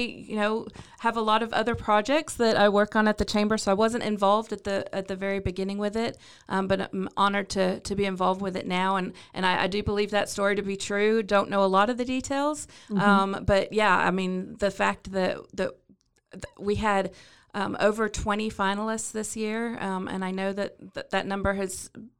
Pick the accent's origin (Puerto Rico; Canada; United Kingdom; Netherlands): United Kingdom; London; accent: British; Well, I was Born and raised in London, England. I know you can't tell by my thick British accent